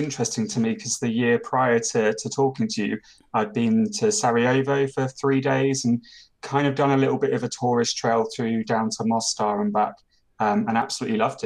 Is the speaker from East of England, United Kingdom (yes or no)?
yes; Watford, East of England, United Kingdom; moved away as an adult; also born or lived in Maidenhead; now in Potsdam, Germany; I'm initially from Watford